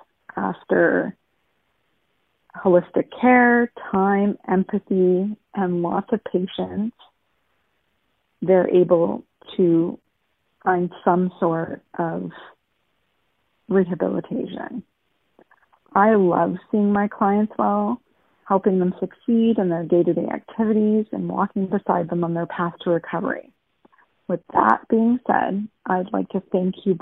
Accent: Thunder Bay, Ontario, Canada; I'm from Thunder Bay, home of the Sleeping Giant

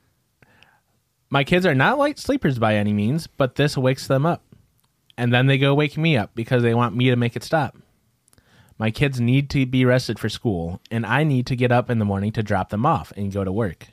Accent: Midwest, United States; we're from the Midwest

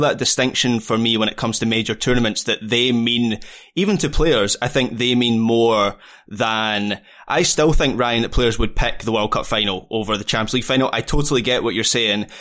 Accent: Scotland, United Kingdom; me as a Scot

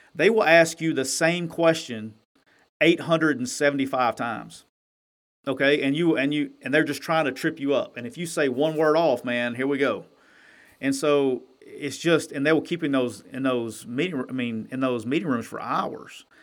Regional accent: Alabama, United States; now in Mississippi, United States; I'm from Alabama and I live in Mississippi.

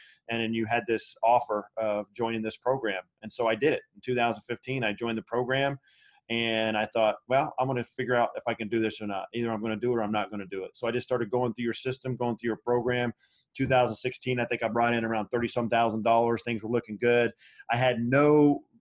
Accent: Anderson, Indiana, United States; moved away as an adult; I was back in my hometown

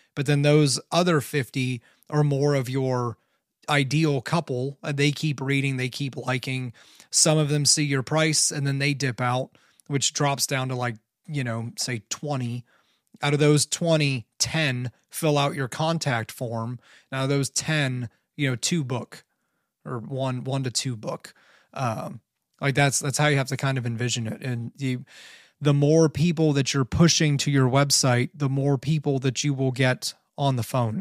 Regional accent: Canton, Ohio, United States; I grew up in Canton, Ohio.

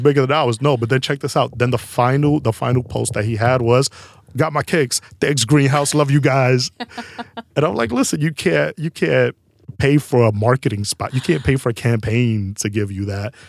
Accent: New York City, New York, United States; We're both from Harlem, uptown

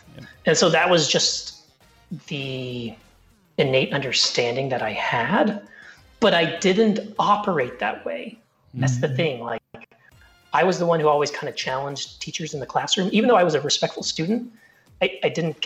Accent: Colorado, United States; I grew up in Colorado

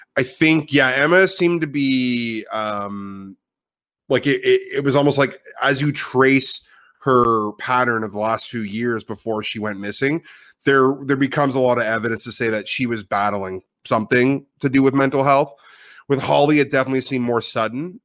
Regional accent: Ottawa, Ontario, Canada; moved away as an adult; now in Vancouver, Canada; I am from Ottawa, so I am an Ontario native.

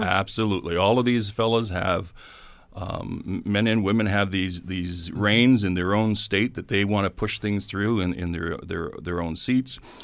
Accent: Canada

